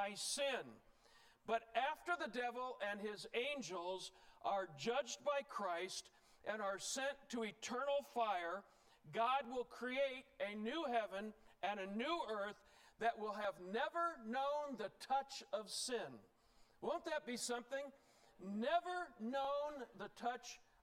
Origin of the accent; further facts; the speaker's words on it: Indiana, United States; now in Utah, United States; I'm from Indiana originally, where it's pretty flat and a lot of cornfields.